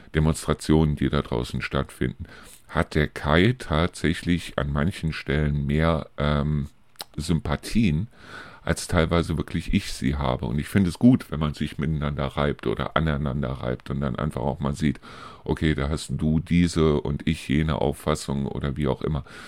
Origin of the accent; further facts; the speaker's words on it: Neuss, North Rhine-Westphalia, Germany; now in Hofgeismar, Germany; aus meiner alten Heimat zum Beispiel berichten, aus Neuss